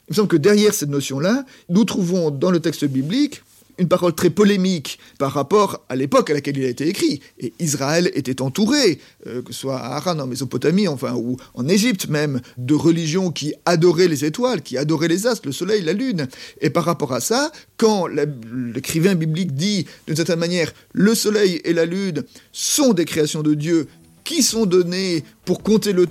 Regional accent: Poissy, Île-de-France, France; Ah bah non, je viens de Poissy.

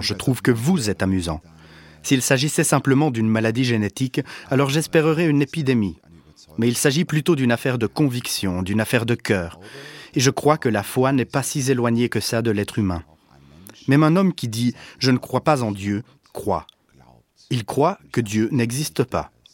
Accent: Germany; je suis allemand

